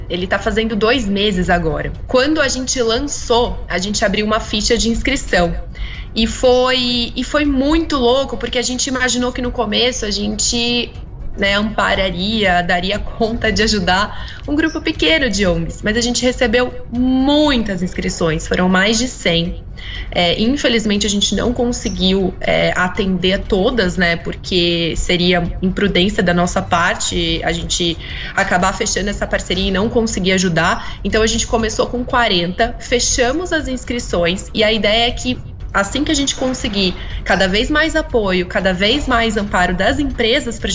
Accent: São José dos Campos, São Paulo, Brazil; eu sou de São José dos Campos

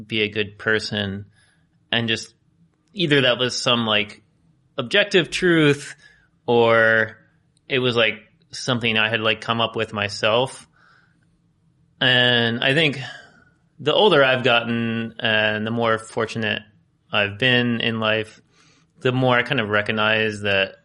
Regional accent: United States; growing up in the United States

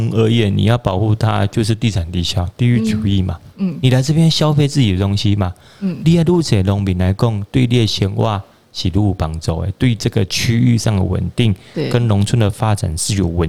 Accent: Pingtung County, Taiwan; 就是说，我是屏东人，拍摄我得可能被讲完屏东的酸呀了，嗯，对吧？

